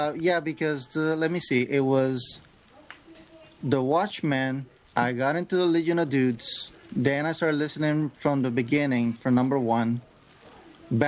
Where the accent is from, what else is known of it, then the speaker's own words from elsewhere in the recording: Puerto Rico; now in California, United States; I live in California. I'm actually from Puerto Rico.